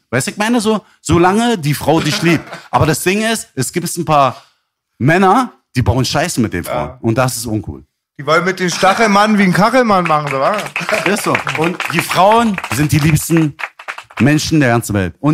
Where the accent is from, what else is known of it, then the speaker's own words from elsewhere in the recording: Berlin, Germany; ich war Friedenauer.